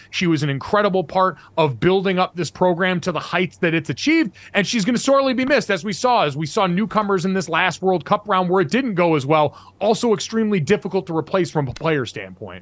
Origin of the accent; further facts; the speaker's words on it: Connecticut, United States; growing up in New England, growing up in Connecticut